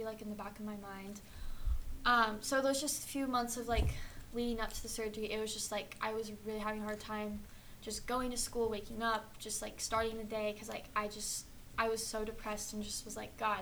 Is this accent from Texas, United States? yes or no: yes; Austin, Texas, United States; also born or lived in Colorado Springs, Colorado; I'm from Austin originally, lived in Colorado Springs for a few years, and moved back here